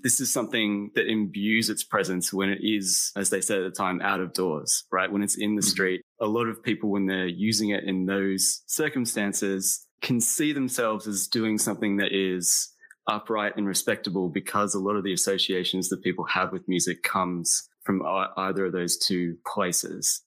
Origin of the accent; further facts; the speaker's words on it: Australia; also born or lived in Texas, United States; I was born in Texas but I left the United States when I was eight years old and moved to Australia. So I grew up in Australia, like as the American kid.